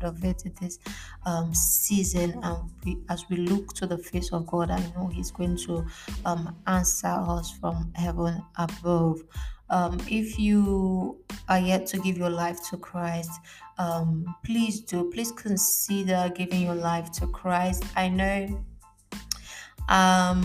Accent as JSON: {"language": "English", "country": "Nigeria", "moved": "as an adult", "lives_now": "Italy", "said": "Yes, I'm a Nigerian."}